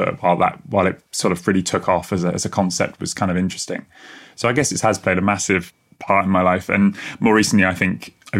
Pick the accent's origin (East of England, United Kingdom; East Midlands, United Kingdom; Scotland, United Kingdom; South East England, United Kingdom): South East England, United Kingdom; Kent; My pronouns are he, him. I'm 25 now, terrifyingly, and I'm from Kent in the southeast.